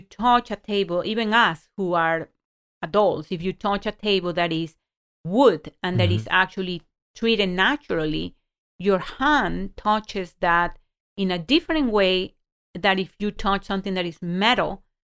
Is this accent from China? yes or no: no; Ecuador; moved away; I didn't grow up in this country. I grew up in Ecuador.